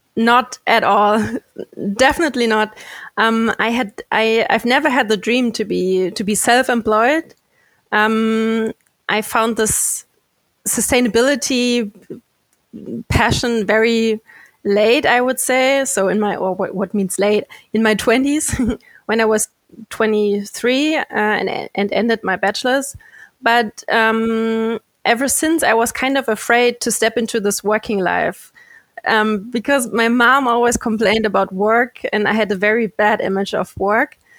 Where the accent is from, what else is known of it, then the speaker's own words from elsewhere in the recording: a city very close to Frankfurt, Hesse, Germany; born and raised in Germany, a city very close to Frankfurt